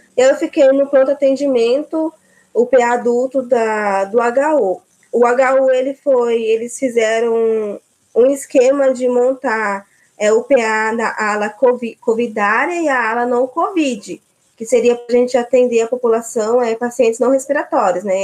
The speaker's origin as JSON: {"language": "Portuguese", "region": "Mato Grosso do Sul", "country": "Brazil", "also_born_or_lived": "São Carlos", "moved": "as an adult", "said": "eu sou do Mato Grosso do Sul"}